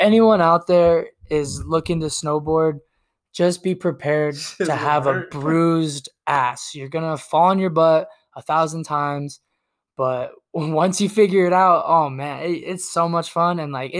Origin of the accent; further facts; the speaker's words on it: Tucson, Arizona, United States; also born or lived in San Diego; I've been in Arizona for 24 years, my whole life. You know, I was born in San Diego, but my dad moved us out here to Tucson when I was a baby. So I've been here ever since.